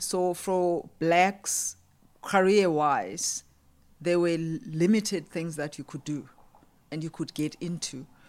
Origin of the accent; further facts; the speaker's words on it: Umzimkulu, Eastern Cape, South Africa; also born or lived in KwaZulu-Natal; I grew up in the Eastern Cape, but actually I'm from KZN.